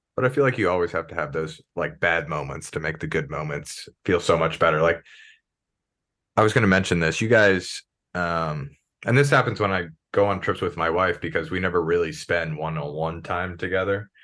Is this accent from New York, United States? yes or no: no; Maryland, United States; So I'm from Maryland